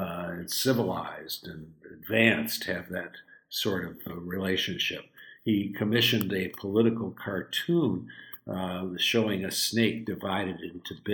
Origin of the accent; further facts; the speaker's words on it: Detroit, Michigan, United States; Detroit, my hometown